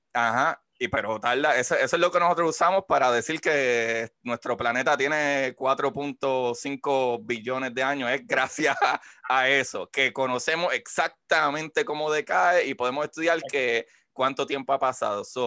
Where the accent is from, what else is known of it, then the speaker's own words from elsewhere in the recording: Puerto Rico; somos puertorriqueños